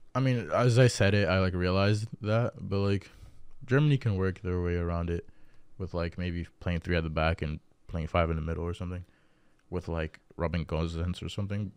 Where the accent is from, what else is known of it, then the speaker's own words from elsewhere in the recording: Dominican Republic; I'm from Dominican Republic